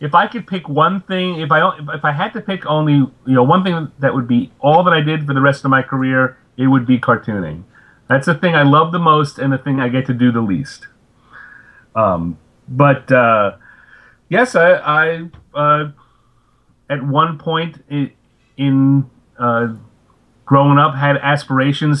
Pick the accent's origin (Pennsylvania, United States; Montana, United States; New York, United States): New York, United States; Long Island; also born or lived in Japan / Binghamton; I grew up on Long Island